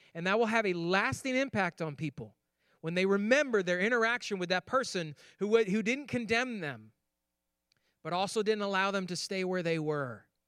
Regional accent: Finger Lakes, New York, United States; moved away; I grew up in New York on the Finger Lakes, the pinky of the Finger Lakes, in fact.

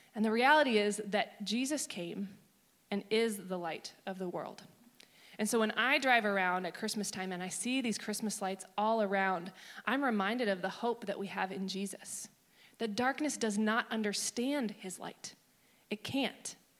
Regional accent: Maryland, United States; I grew up in Maryland

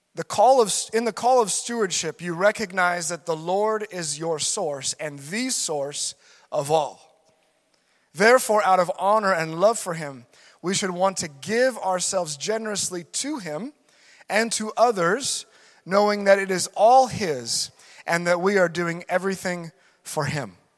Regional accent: United States; being an American.

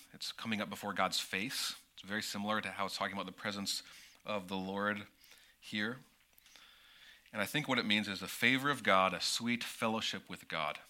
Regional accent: United States; as an American, growing up in an American church and in American culture

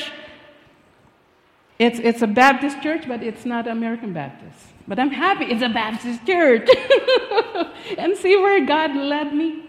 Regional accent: Philippines; moved away; I was born and raised in the Philippines

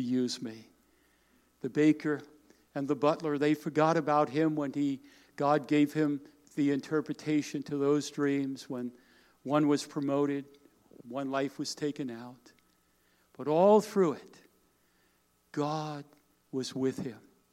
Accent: Smithtown, New York, United States; I grew up on Long Island, New York

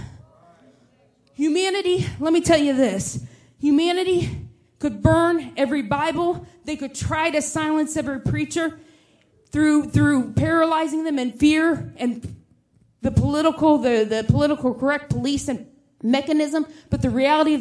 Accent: Indianapolis, Indiana, United States; I'm from Indianapolis

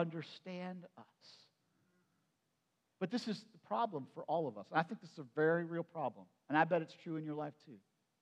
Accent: Perry County, Pennsylvania, United States; so I grew up in Perry County. And in my growing up in Perry County, since I was moved in when I was just like 1 year old

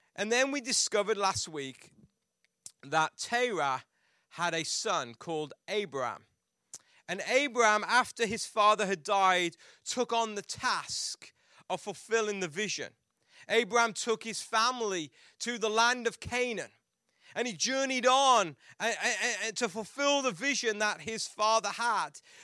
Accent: England, United Kingdom; growing up in England

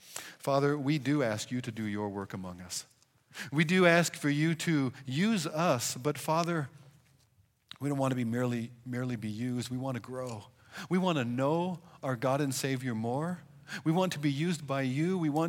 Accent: Pacific Northwest, United States; I come from the Scandinavian Pacific Northwest where a handshake is considered getting really close

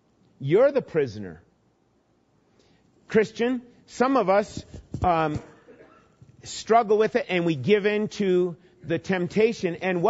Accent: Minnesota, United States; growing up in Minnesota, I remember catching lots of fish.

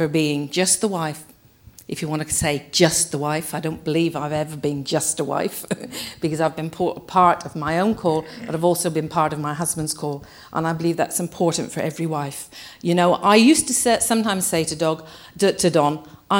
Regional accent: England, United Kingdom; we English people

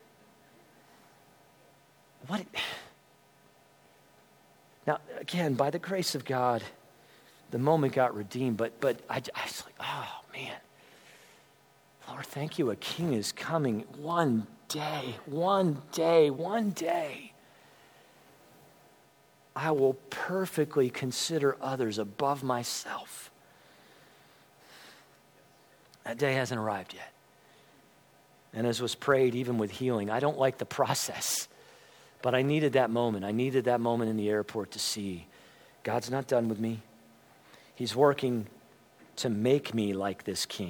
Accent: Lancaster County, Pennsylvania, United States; I grew up in Lancaster County, Pennsylvania

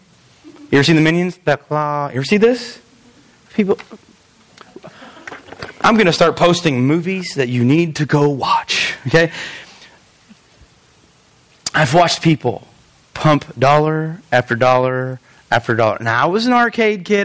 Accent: Albion, United States; I am from Albion.

